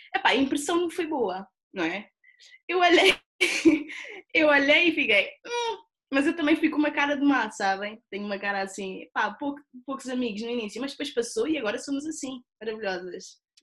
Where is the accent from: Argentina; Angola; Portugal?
Portugal; Sobralinho, Lisbon; Sou aqui do Sobralinho